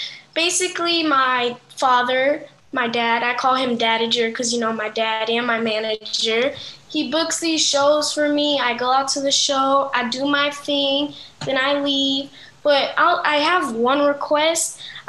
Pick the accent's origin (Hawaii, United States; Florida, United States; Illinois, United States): Florida, United States; Miami; I am 10 years old. I'm from Miami.